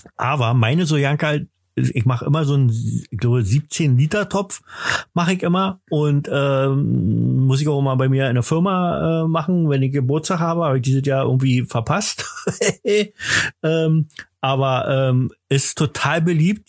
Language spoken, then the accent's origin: German; East Germany, Germany; komme ich ja nur aus dem Osten